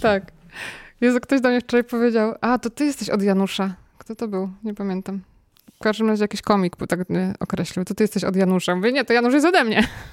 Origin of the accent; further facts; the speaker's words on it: Kościan, Greater Poland, Poland; moved away; z Kościana, z mojej rodzinnej miejscowości.